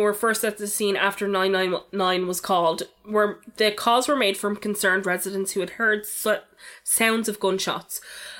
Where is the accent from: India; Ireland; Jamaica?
Ireland; Dublin, Leinster; I was from Ballyferma and things like this happen in Ballyferma